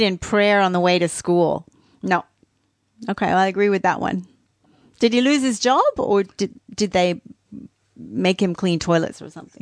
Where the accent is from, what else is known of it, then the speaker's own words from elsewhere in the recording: Australia; I'm Australian